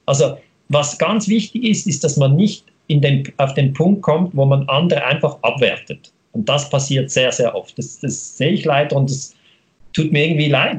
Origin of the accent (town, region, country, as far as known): Switzerland